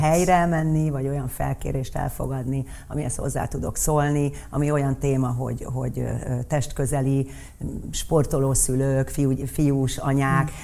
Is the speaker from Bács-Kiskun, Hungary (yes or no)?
no; Budapest, Hungary; Rákos ligeten laktunk